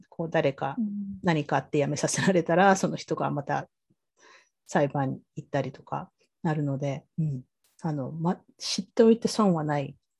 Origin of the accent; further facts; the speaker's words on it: Sasebo, Nagasaki, Japan; 私はあの長崎県の佐世保で育ったんですけど